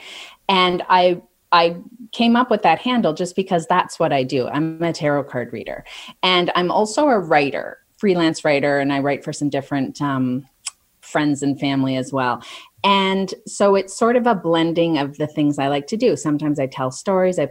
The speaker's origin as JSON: {"language": "English", "town": "Calgary", "region": "Alberta", "country": "Canada", "tie": "born or raised there", "moved": "yes", "lives_now": "Toronto, Canada", "said": "I grew up in Calgary"}